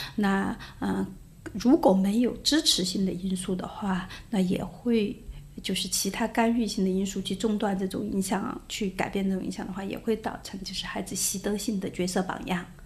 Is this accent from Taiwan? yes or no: no; China; 如果作为一个中国人像你这样的呃形象走在世界上来说的话，那我们就会觉得我们这个国家只是靠那些东西强大